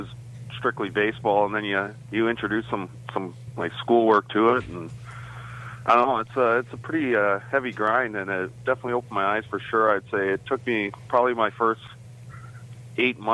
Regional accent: Guelph, Ontario, Canada; as a Canadian

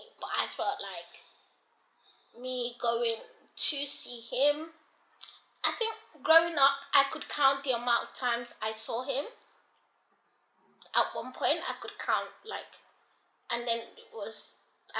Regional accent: Nigeria; now in London, United Kingdom; I remember growing up in Nigeria

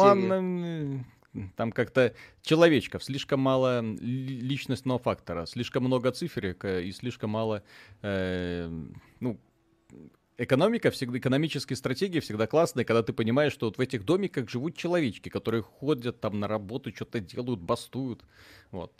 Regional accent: Belarus; Мы ж белорусы

